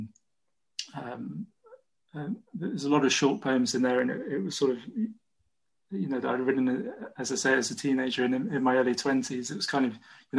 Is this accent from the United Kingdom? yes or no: yes; Bidford-on-Avon, West Midlands, United Kingdom; moved away as an adult; also born or lived in Cotswolds near Broadway / Bristol; now in Nottingham, United Kingdom; I grew up in Bidford, a small village in Warwickshire, and moved to the Cotswolds near Broadway on the Worcestershire-Gloucestershire border. So that's where I'm from.